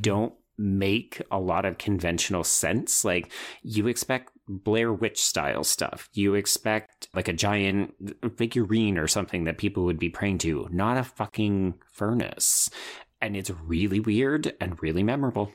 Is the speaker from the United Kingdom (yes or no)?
no; Canada; as a Canadian